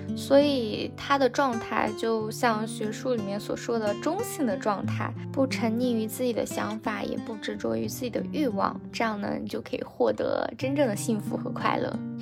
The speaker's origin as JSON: {"language": "Chinese", "country": "China", "said": "我们中国人"}